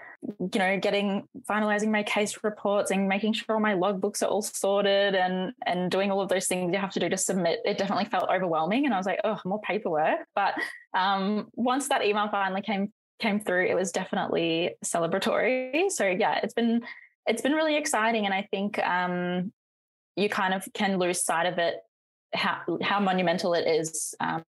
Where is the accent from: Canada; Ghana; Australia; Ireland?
Australia; North Queensland; I'm from North Queensland.